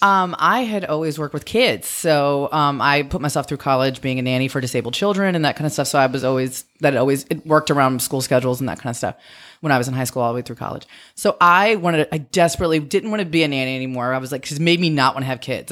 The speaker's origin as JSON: {"language": "English", "town": "Metairie", "region": "Louisiana", "country": "United States", "tie": "born or raised there", "also_born_or_lived": "North Shore, Louisiana / Lafayette, Louisiana", "said": "I grew up outside of New Orleans. I, when I was a kid, I lived in Metairie, and then we lived on the North Shore"}